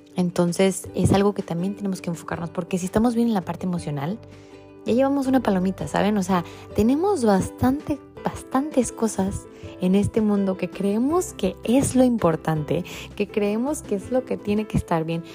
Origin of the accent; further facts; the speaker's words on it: Tecate, Baja California, Mexico; moved away; de donde yo vengo es una ciudad muy chiquita que se llama Tecate